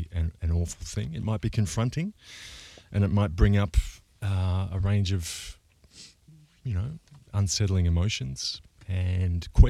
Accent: Australia; now in Berlin, Germany; I was from Australia

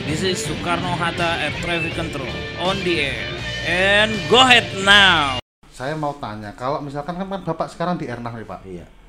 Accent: Java, Indonesia; kebetulan kita itu kan orang Jawa

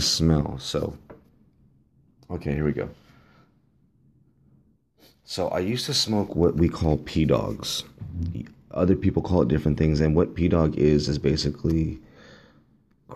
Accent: Los Angeles, California, United States; also born or lived in Downey, California; I believe I was born in Downey, at Downey Hospital. I was raised in El Sereno.

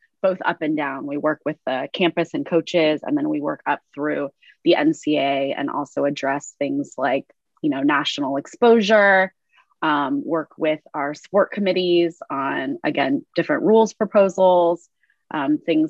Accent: Northern California, United States; I'm from the West Coast and then from Northern California

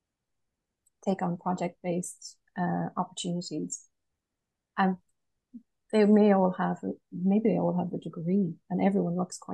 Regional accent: Galway, Connacht, Ireland; I'm from Galway, west of Ireland

